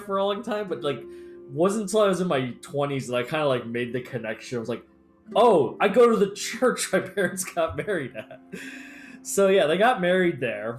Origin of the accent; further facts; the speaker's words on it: United States; I'm American